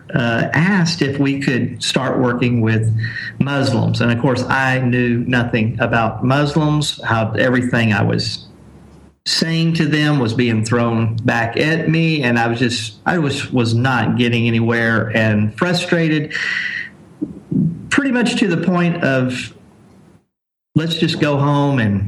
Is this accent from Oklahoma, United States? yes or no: no; Corpus Christi, Texas, United States; moved away as an adult; also born or lived in South Asia; I am from Corpus Christi, Texas, and I've been a missionary for 21 years, serving in South Asia